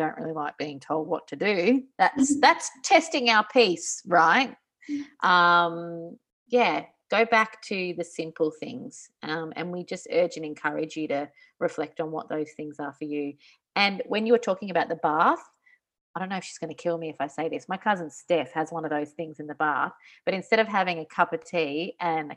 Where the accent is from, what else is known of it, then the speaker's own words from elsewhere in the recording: Australia; moved away; as an Australian outside of Australia